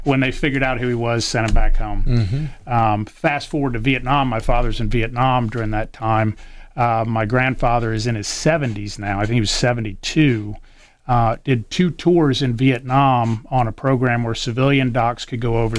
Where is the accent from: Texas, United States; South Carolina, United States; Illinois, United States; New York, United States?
South Carolina, United States; Columbia; moved away as an adult; I grew up in Columbia, South Carolina, born and raised there